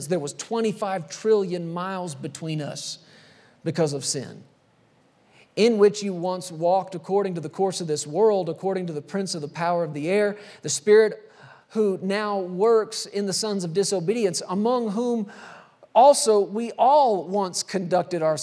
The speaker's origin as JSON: {"language": "English", "region": "Texas", "country": "United States", "tie": "born or raised there", "moved": "as an adult", "said": "I grew up in Texas and not out in the country or anything. We were there in the city, suburbs"}